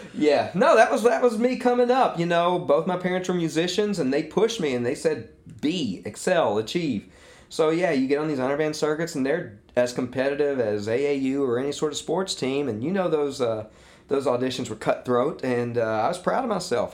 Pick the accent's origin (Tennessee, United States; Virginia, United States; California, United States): Tennessee, United States; Munford; also born or lived in Memphis, Tennessee / Eden Prairie, Minnesota / Malverne, New York; my family sort of had sort of set roots down in my mother's hometown of Munford. And that's where I spent my adolescence.